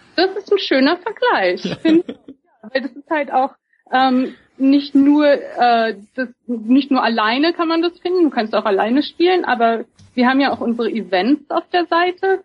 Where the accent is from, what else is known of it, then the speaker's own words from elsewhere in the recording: Germany; moved away as an adult; now in Seattle, United States; ich bin auch Deutsche. Ich wohne hier erst seit fünf Jahren.